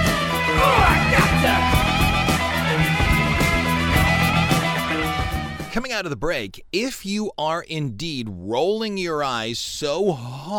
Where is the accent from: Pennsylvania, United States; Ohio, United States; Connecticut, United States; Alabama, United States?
Ohio, United States; Cleveland; I'm from Cleveland